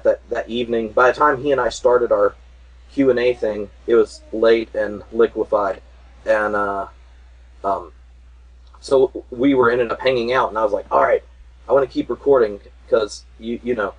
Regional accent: North Carolina, United States; I grew up in North Carolina.

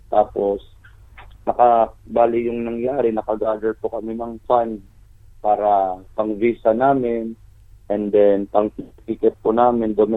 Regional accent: Tacloban, Eastern Visayas, Philippines; taga-Tacloban po kami lahat.

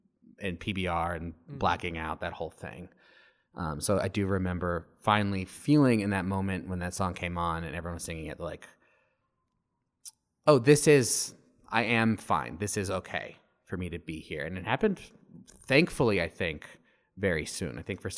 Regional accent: Arizona, United States; moved away as an adult; I had just moved across the country. I'm from Arizona, and I had just moved away all the way to Connecticut for the first time.

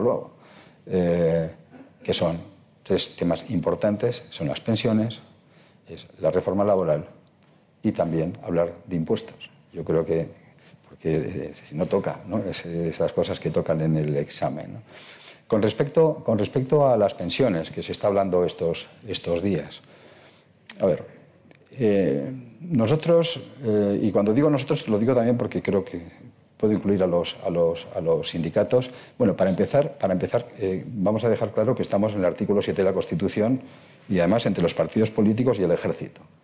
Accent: Basque Country, Spain; mi tierra, en el País Vasco

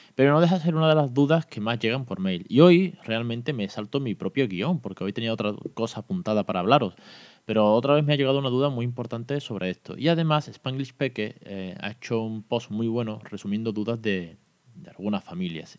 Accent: Andalusia, Spain; en Andalucía también tenemos nuestro propio dialecto y también somos bilingües

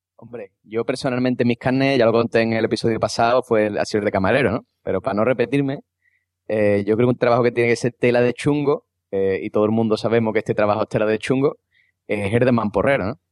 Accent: Cádiz, Andalusia, Spain; como buen andaluz y gaditano

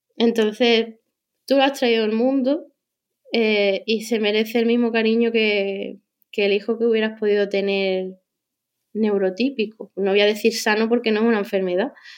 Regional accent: Cádiz, Andalusia, Spain; moved away as an adult; now in Madrid, Spain; yo soy de Cádiz

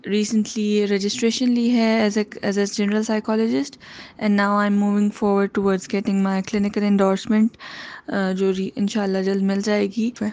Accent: Pakistan; moved away as an adult; also born or lived in Karachi; now in Melbourne, Australia; میں پاکستان سے تعلق رکھتی ہوں اور اب یہاں پہ میلبن میں رہتی ہوں

